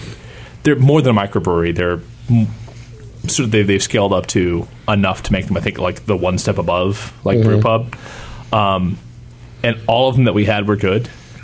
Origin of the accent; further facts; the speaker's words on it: Kingston, Ontario, Canada; Well, I grew up watching CKWS in Kingston, Ontario, and so like they had both Montreal games and the Maple Leafs